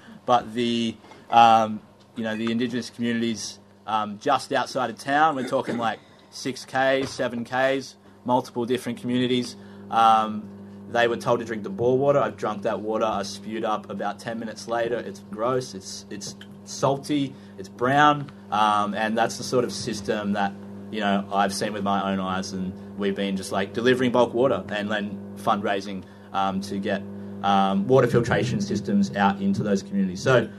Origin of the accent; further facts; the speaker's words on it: Taree, New South Wales, Australia; moved away as an adult; also born or lived in Newcastle, New South Wales / Narrabri, New South Wales; Wiradjuri. I grew up on Biripi country, Taree. I spent the last 10 years mostly on Awabakal and Warramai country, which is Newcastle, the world's biggest coal port, and then going up into Gomeroi, Kamilaroi country